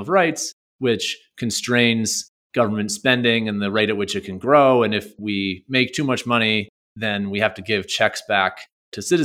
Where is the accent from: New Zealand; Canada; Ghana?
Canada; now in United States; I'm actually Canadian originally